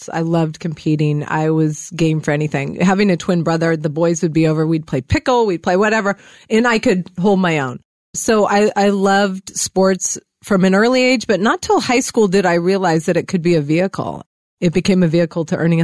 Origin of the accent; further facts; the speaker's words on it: Manhattan Beach, California, United States; I grew up in Manhattan Beach